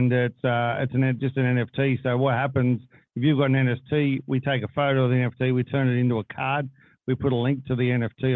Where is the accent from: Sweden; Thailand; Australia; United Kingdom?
Australia; we're Australian